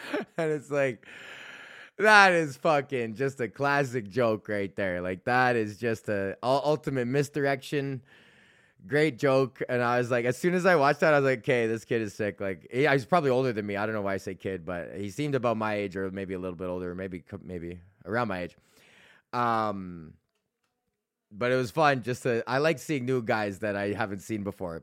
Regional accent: Edmonton, Alberta, Canada

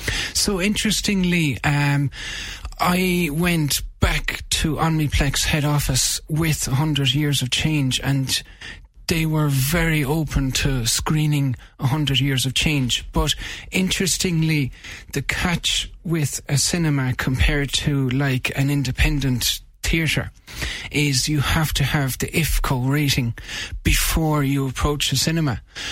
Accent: Cloughjordan, Munster, Ireland; I'm from a place called Clochjordan in Tipperary.

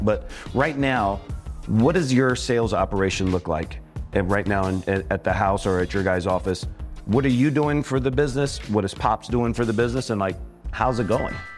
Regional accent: Richmond, Virginia, United States; I grew up in Richmond, Virginia

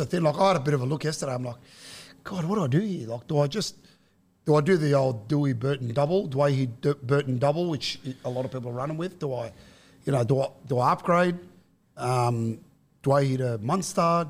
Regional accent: Guildford, New South Wales, Australia; I'm the son of Western suburbs immigrants, you know, I grew up in Guildford, went to school in Granville and Westmead.

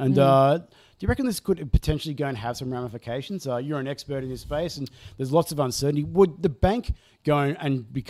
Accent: Australia; as an Australian

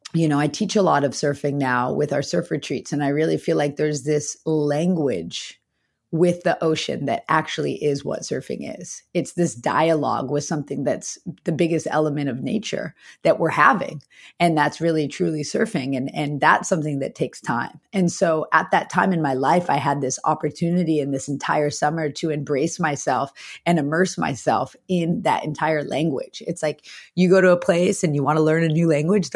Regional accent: the Valley, Southern California, United States; I grew up in the Valley. I was a Valley kid surrounded by concrete

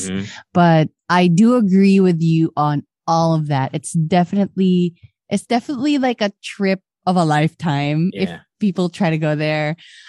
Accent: Philippines; moved away as an adult; Aside from me bragging the Philippines, obviously that's my home country.

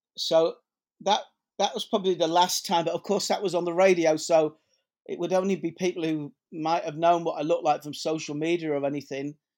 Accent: Leeds, Yorkshire and the Humber, United Kingdom; I grew up in Headingley in Leeds

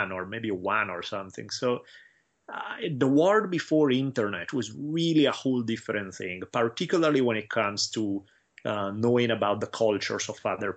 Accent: Italy; now in Los Angeles, United States; I had to do 5 years in Latin growing up in Italy

